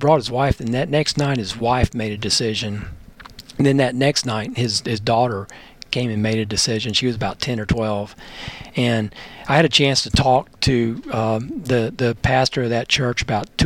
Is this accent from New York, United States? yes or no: no; Bowie, Maryland, United States; moved away; I grew up in Maryland, and my dad was called to the Washington, D.C. area back in 1964. I was just 4 years old.